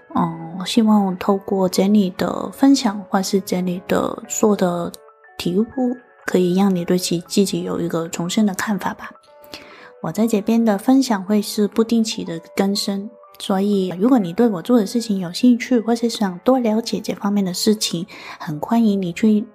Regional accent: Hong Kong; 我是来自香港的

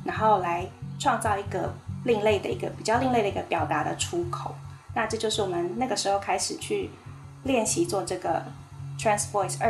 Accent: Taiwan; 我们台湾人

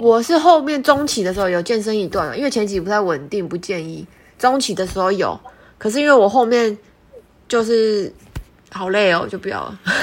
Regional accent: Hualien, Hualien County, Taiwan; 因为我是花莲人嘛

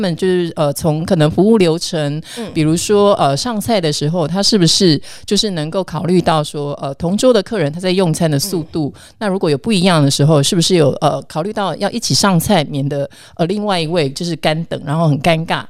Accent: Kaohsiung, Taiwan; 我们高雄人真的走路之慢

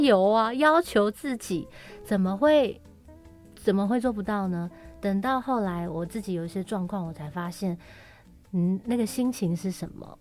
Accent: Taoyuan, Taiwan; moved away; 我奶奶又过世了，因为奶奶是带我长大的。很重要的一个亲人。然后我的老家桃园的家也被处理掉了

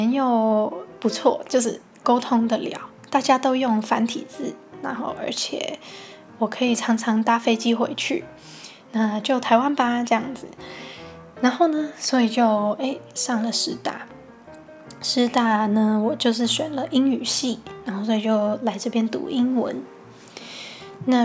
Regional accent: Hong Kong; now in Taiwan; 因为我是香港人嘛，然后原本呢也是计划在香港读大学。

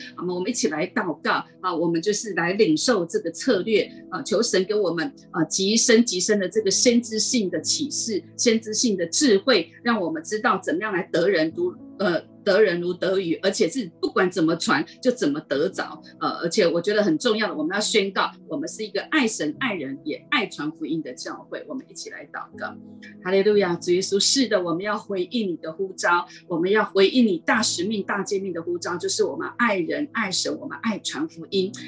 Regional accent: Taiwan; 台湾人哈，很喜欢逛夜市、逛街啊

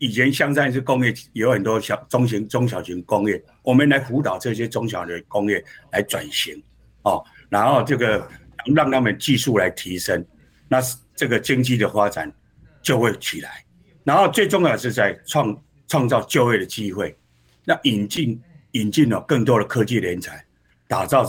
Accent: Hsinchu, Taiwan; 我想我我们提名以后，我对自己就要求我我们新竹人是很善良的，我们应该要怎么做让市民有感受？

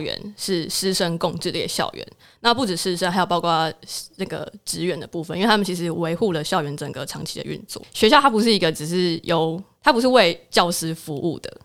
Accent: southern Taiwan, Taiwan; 我是南部人

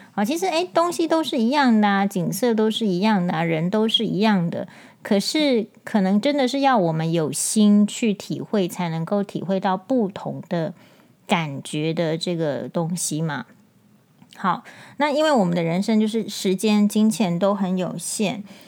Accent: Taiwan; 我们身为台湾人

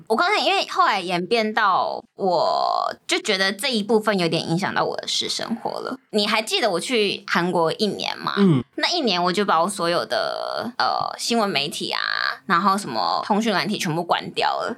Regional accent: Taoyuan, Taiwan; moved away; 因为我是桃园人嘛

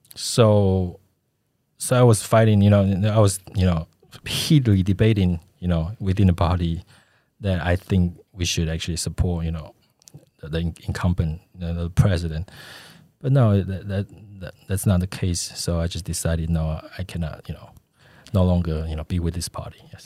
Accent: Taipei, Taiwan; moved away; also born or lived in United States; I grew up in Daan and Shinyi

